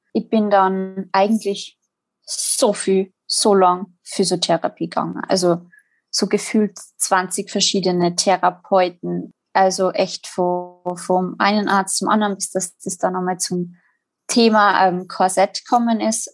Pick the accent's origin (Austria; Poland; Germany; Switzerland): Austria; Salzburg; Ich komme äh, aus Salzburg